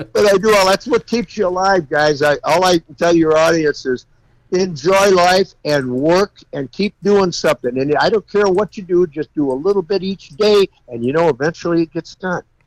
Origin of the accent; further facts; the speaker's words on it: California, United States; I'm from California